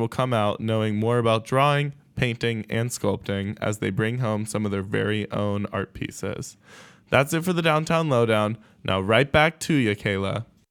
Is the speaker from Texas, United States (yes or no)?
no; North Carolina, United States; now in Cincinnati, United States; my home state soccer club, FC Charlotte